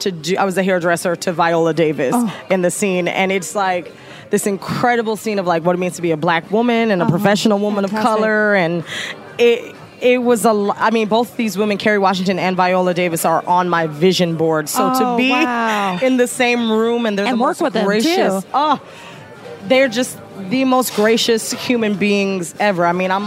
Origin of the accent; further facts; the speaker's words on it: Jamaica; incorporated my own story of what it was like being Jamaican and having a mother that was super critical about my body, and my grandmother who was like huge Christian presence in my family.